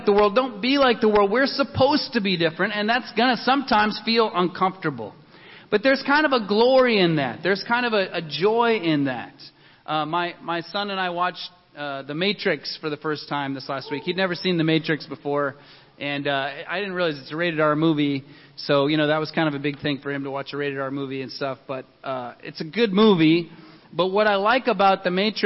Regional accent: Denver, Colorado, United States; I grew up in Denver

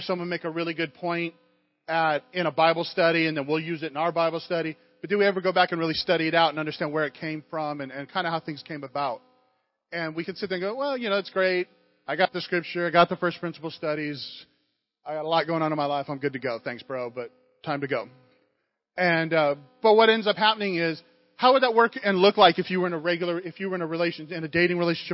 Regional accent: United States; growing up in America

